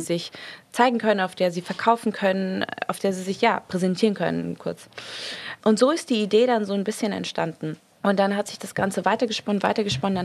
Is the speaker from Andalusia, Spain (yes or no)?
yes; Marbella, Andalusia, Spain; also born or lived in Munich; now in London, United Kingdom; in Spanien ist es eigentlich, also vor allem da, wo ich aufgewachsen bin